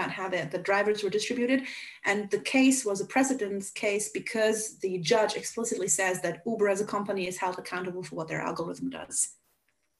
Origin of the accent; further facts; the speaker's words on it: Hungary; first language Hungarian; English is a second language; I am a native Hungarian